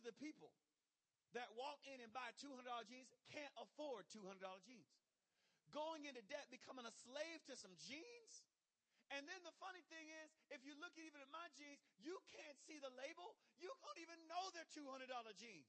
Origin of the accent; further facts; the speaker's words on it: Michigan, United States; now in Jacksonville, United States; I grew up in Michigan